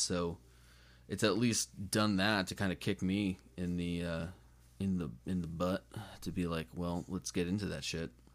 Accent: United States; being American

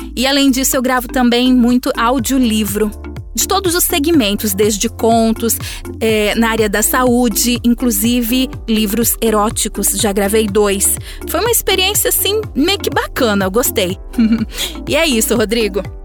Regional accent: Buritama, São Paulo, Brazil; now in Araçatuba, Brazil; Eu moro em Araçatuba, São Paulo, porém eu nasci em Buritama, que é uma cidade vizinha daqui

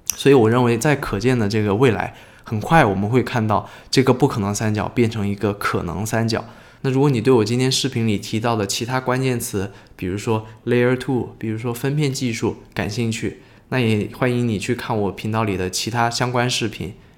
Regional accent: China; 我们中国人很多人称之为叫柚子嘛

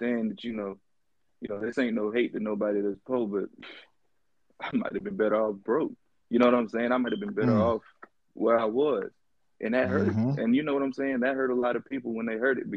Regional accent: Jacksonville, Florida, United States; I'm from the Jacksonville, Duval. Born and raised

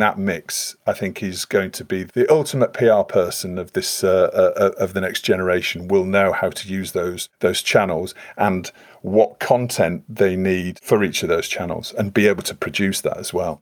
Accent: Leeds, Yorkshire and the Humber, United Kingdom; I'm, I'm from Leeds

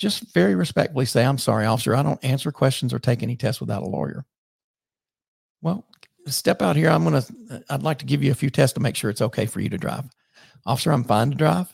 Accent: the South, United States; I'm from the South

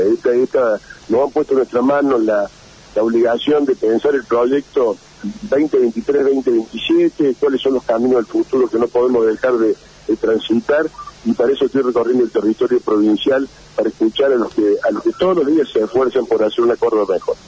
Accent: Argentina

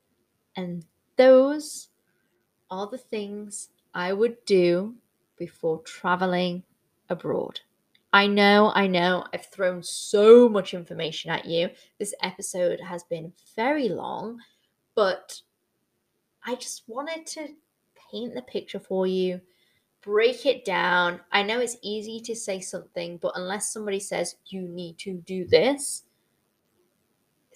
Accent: United Kingdom; I am Brit in the Six

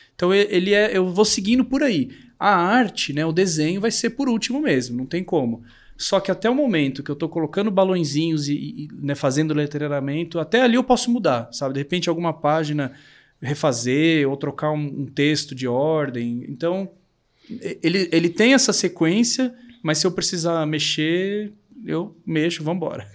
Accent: São Paulo, Brazil; Eu sou daqui de São Paulo mesmo, mas meus pais são do interior.

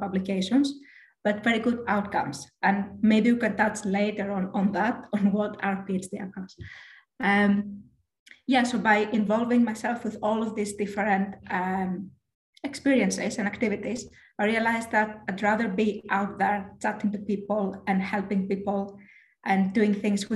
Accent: Greece; moved away as an adult; now in United Kingdom; I am from Greece

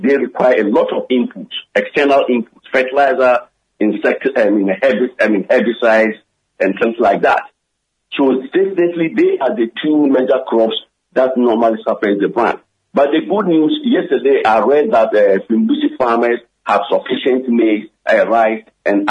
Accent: Tumu, Upper West, Ghana; moved away; I've just returned from my hometown, Tumu, which is a net food-producing district in this country

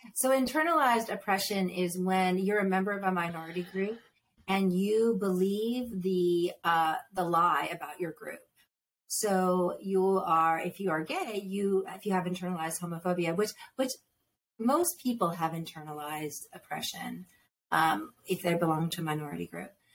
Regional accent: Northeast, United States; moved away; I was raised Catholic in the Northeast

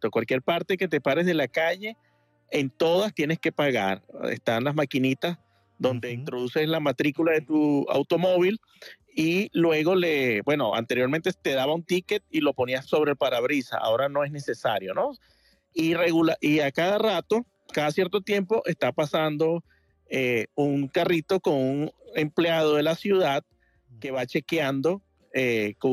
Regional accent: Venezuela; now in Miami, United States; yo vengo de Venezuela y en Venezuela toda cualquier parte de la calle que te pare es totalmente gratis.

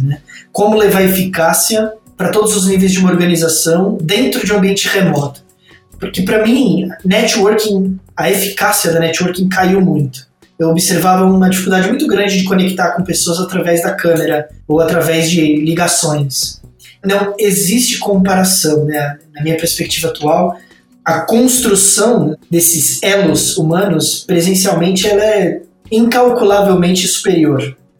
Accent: São Bernardo do Campo, São Paulo, Brazil; sou nascido no ABC de São Paulo, São Bernardo, e eu vivi a maior parte da minha vida é, em São Paulo e no interior de São Paulo, muito próximo.

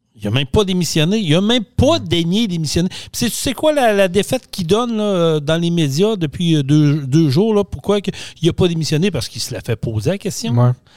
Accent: Quebec, Canada; On est Québécois

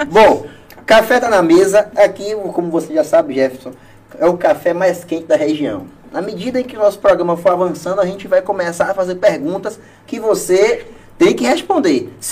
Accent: Ilhéus, Bahia, Brazil; born there; eu nasci em Ilhéus.

